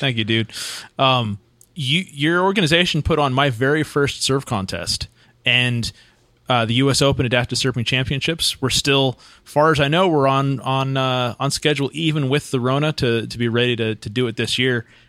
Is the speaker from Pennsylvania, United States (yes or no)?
no; Santa Cruz, California, United States; also born or lived in Huntington Beach; now in San Diego area, United States; I grew up in Santa Cruz